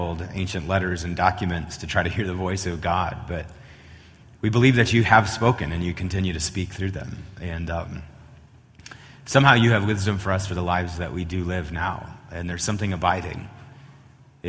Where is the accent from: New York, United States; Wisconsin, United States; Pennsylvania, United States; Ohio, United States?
Wisconsin, United States; moved away as an adult; also born or lived in Oklahoma / Chicago; now in Colorado, United States; I hail from Wisconsin